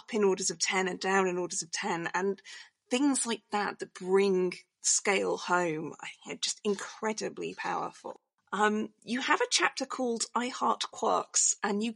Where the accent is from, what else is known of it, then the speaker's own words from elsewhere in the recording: United Kingdom; I'm British